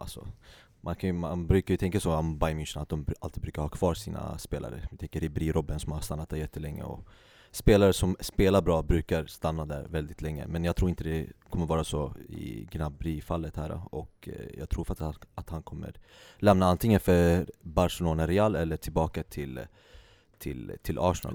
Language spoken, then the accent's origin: Swedish; Sweden; Vi som svenskar